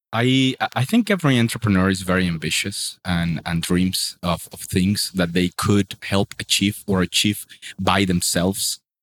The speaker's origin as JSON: {"language": "English", "town": "Sincelejo", "region": "Sucre", "country": "Colombia", "tie": "born or raised there", "also_born_or_lived": "Medellin", "moved": "as an adult", "said": "the school in my hometown in Cincelejo"}